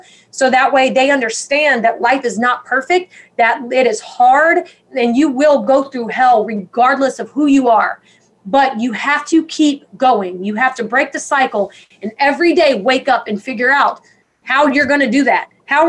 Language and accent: English; Georgia, United States; born there; And, you know, I grew up, I was born in Georgia, and my parents struggled with addiction and depression